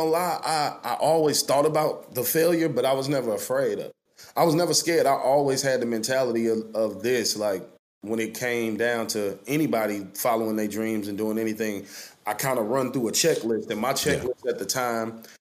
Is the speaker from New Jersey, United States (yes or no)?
no; Chicago, Illinois, United States; being from Chicago, because I'm actually from Chicago